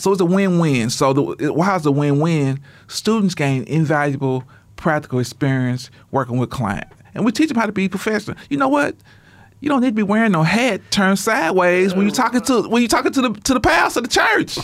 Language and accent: English; Shreveport, Louisiana, United States; now in Oklahoma, United States; I'm originally from Shreveport, Louisiana.